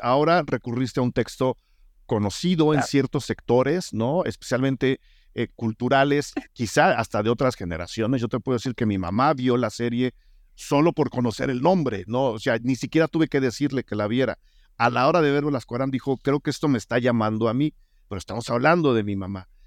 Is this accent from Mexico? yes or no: yes; Mexico; nosotros mismos como público mexicano